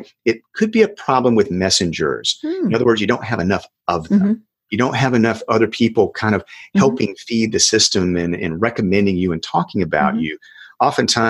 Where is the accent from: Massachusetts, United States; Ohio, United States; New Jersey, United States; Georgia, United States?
Georgia, United States; South; in my hometown, a little town in South Georgia